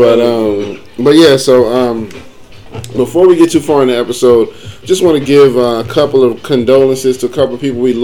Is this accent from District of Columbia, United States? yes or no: no; New York area, United States; I grew up in the New York area